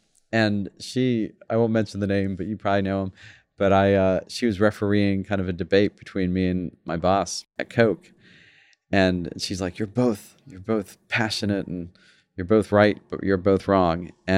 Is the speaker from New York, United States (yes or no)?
yes; New York, United States; also born or lived in London, United Kingdom; I was born in London. He became a chef, was there for about 28 years, and then came to New York and worked in some pretty interesting restaurants. And that's where I grew up.